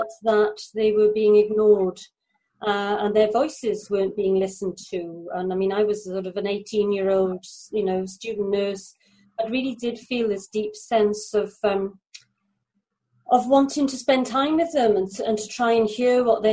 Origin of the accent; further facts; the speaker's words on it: Mumbles, Wales, United Kingdom; I'm from South Wales in the UK. I'm from a little place called Mumbles.